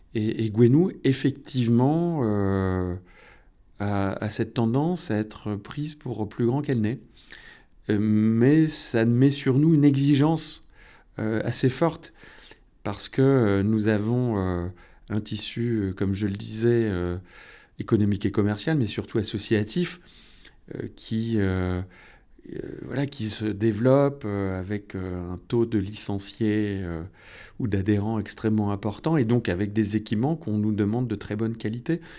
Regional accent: north coast of Finistère, Brittany, France; now in Gouesnou, France; venais de la côte nord

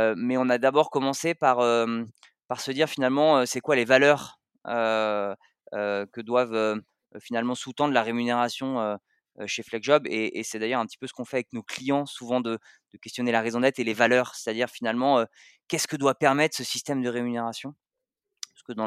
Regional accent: Savoy, Auvergne-Rhône-Alpes, France; je suis savoyard d'origine, euh, fan de ces origines-là

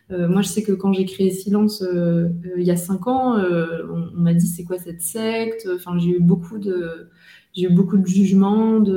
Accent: northern France, France; dans le nord de la France, chez moi, comment De base, je suis nordiste

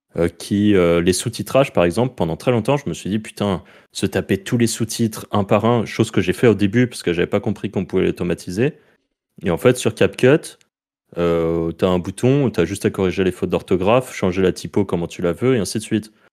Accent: France; accent: French; mon accent français

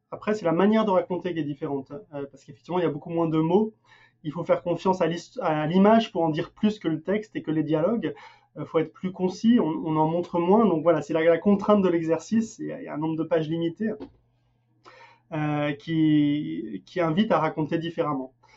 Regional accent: France; also born or lived in Denmark; now in United States

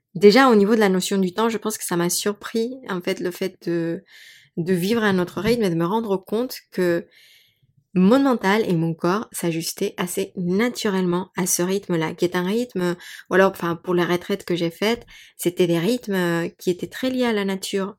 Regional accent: Mexico City, Mexico; moved away; also born or lived in Paris, France; j'ai grandi à Mexico, j'ai toujours été dans des villes

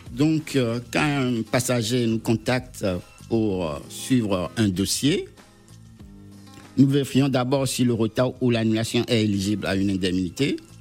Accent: Togo; je suis originaire du Togo

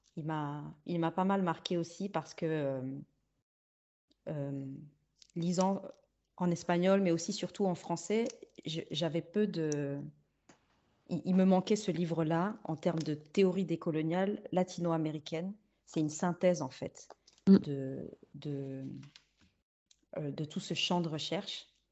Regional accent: Luxembourg; first language Spanish; also born or lived in Liège, Belgium; j'ai grandi euh, les premières années jusqu'à mes 7 ans à Liège. Et puis, ouais, vers 7 ans, j'arrive au Luxembourg

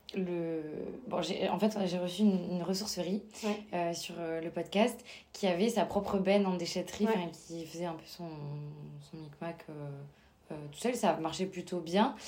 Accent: Toulouse, Occitania, France; dans ma région, parce que je suis originaire de Toulouse

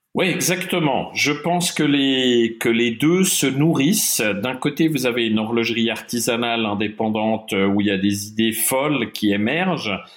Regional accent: Geneva, Switzerland; also born or lived in German-speaking Switzerland; j'ai grandi partiellement à Genève, donc en Suisse romande, et partiellement euh, en Suisse alémanique. Je suis bilingue euh, de, parents germanophones.

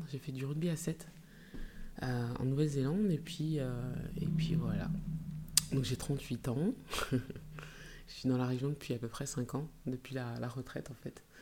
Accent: Grand Est, France; born there; Alors, ça ne s'entend pas, mais je suis née en Alsace.

